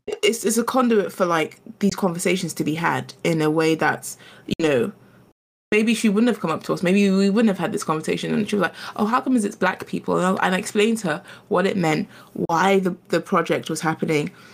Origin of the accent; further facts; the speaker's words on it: London, United Kingdom; also born or lived in Ghana; I'm a Londoner, but I'm also from Ghana.